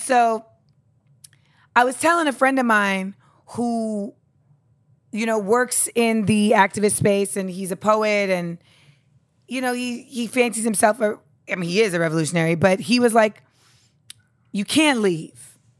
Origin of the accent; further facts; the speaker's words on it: Grenada; moved away; I'm from Grenada.